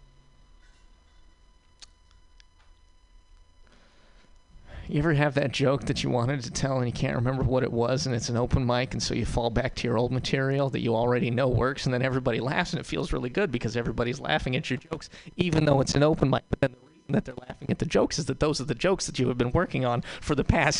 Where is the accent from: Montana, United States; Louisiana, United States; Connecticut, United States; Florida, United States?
Montana, United States; now in San Francisco, United States; I'm not from San Francisco. I'm from Montana